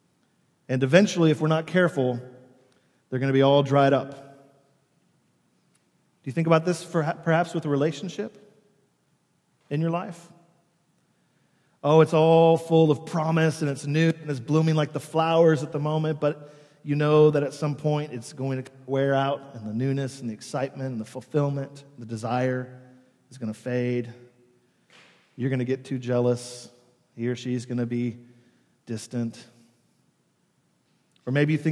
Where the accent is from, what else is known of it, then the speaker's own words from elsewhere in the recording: New York City, New York, United States; as New Yorkers